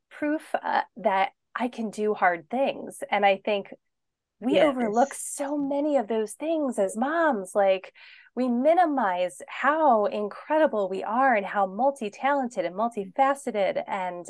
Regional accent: Pennsylvania, United States; moved away as an adult; I grew up in Pennsylvania and I was always there with my family. Like, I never moved away from home

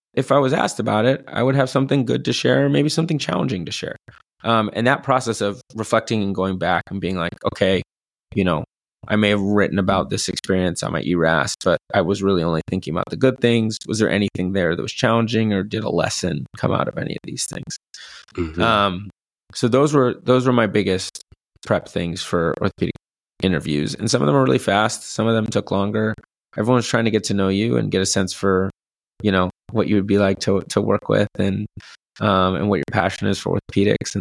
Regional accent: Bellevue, Washington, United States; moved away as an adult; I grew up in Bellevue

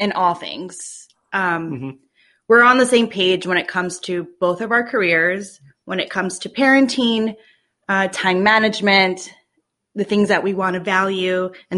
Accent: Miami, Florida, United States; now in Buffalo, United States; I was from Miami

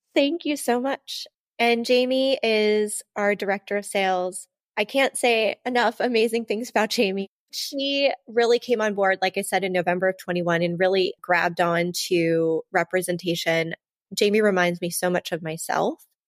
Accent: Ohio, United States; now in Florham Park, New Jersey, United States; I'm from Ohio

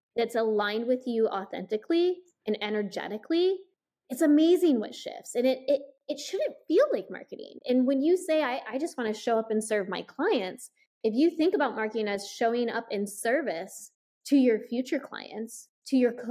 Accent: Iowa, United States; I grew up in Iowa

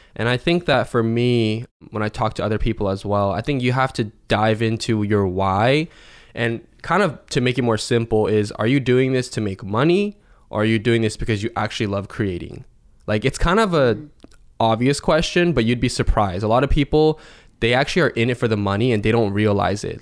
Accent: Seattle, Washington, United States; I'm from Seattle, Washington, in the states.

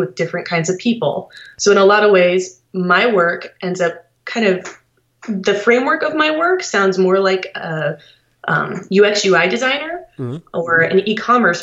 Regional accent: Columbus, Ohio, United States; I'm from Columbus, Ohio

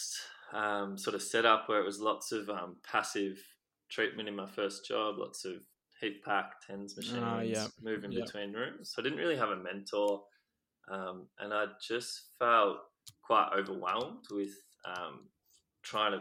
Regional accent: Ocean Grove, Victoria, Australia; I grew up in Victoria, so by the coast in a town called Ocean Grove

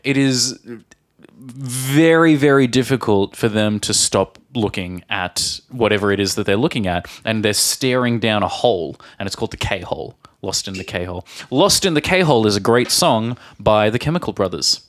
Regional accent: Australia; born or raised there; moved away

